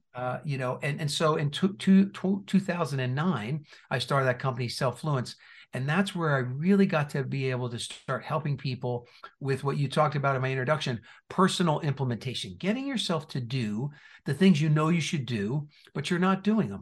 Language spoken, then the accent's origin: English; New Jersey, United States; moved away; also born or lived in Indiana; I was born and raised in New Jersey